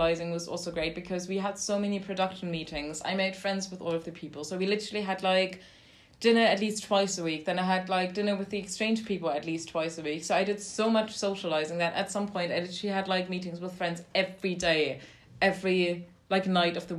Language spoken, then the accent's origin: English; London, United Kingdom; also born or lived in Toronto; I'm from London.